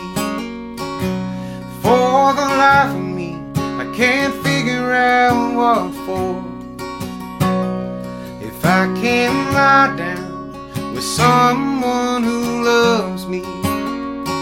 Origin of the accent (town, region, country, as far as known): Mobile, Alabama, United States; born or raised there